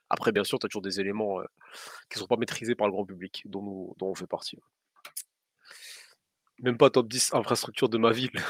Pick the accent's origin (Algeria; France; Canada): Algeria; also born or lived in Morocco; je suis algérien et marocain.